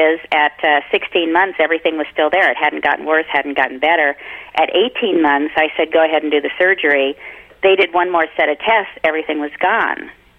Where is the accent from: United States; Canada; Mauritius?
Canada; Oh, I'm so Canadian.